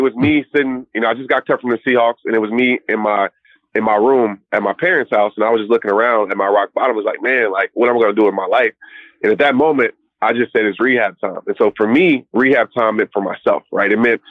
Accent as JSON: {"language": "English", "region": "Southern United States", "country": "United States", "said": "Yeah, I'm definitely South, stayed in the South, from the South, still live here"}